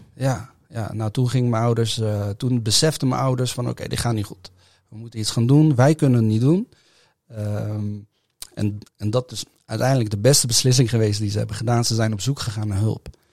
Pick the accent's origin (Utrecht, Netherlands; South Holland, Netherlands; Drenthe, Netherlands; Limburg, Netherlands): South Holland, Netherlands; The Hague; Ik ben geboren in Den Haag, ik ben opgetogen in Den Haag